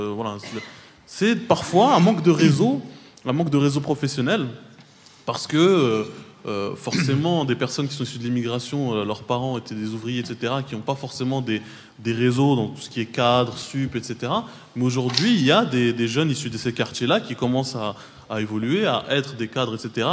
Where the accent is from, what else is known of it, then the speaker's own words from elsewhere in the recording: Trappes, Île-de-France, France; je viens de Trappe, qui a 50 ans en Yvelines